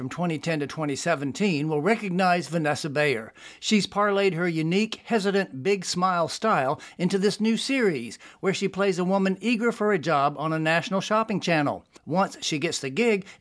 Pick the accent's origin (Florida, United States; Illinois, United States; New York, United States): Florida, United States; Williston; now in Richmond, United States; I was born in Williston